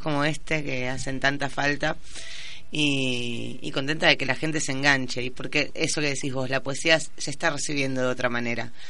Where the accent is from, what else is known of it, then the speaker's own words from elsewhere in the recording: Quilmes, Buenos Aires Province, Argentina; also born or lived in San Telmo, Buenos Aires / Spain; soy de Quilmes, pero me defino como porteña, de San Telmo muy especialmente